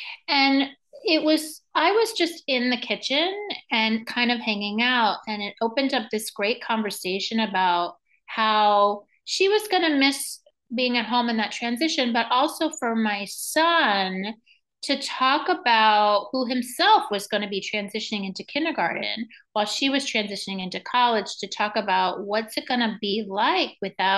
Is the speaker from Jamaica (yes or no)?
no; Venezuela; also born or lived in New York; now in United States; I was born in New York. I grew up in Venezuela. So I do a lot of work with Spanish speaking parents and Spanish speaking communities.